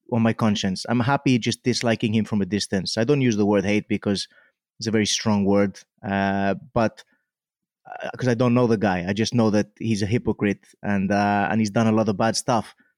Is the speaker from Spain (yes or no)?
yes; Mallorca, Balearic Islands, Spain; also born or lived in Wales; now in Cardiff, United Kingdom; I grew up in Mallorca